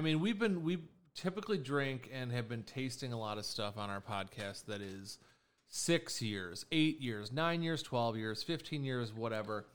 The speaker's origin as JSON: {"language": "English", "town": "Chicago", "region": "Illinois", "country": "United States", "tie": "born or raised there", "said": "Born and raised in Chicago"}